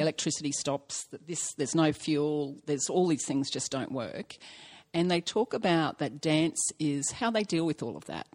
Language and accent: English; Australia; I'm Australian